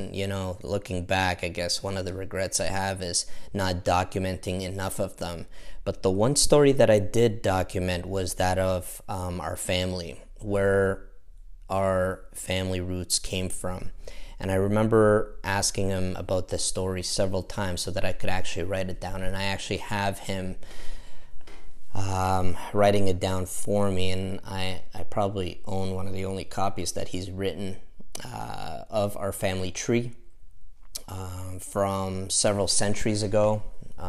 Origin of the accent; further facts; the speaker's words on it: Kuwait; born there; Moved down to Kuwait where with his family, and that's where I was born in Kuwait.